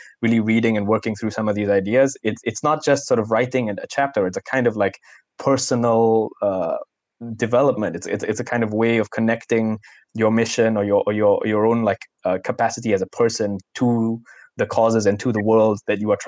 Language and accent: English; Singapore; a Singaporean adult, not too far removed from the days of being a child and from my own education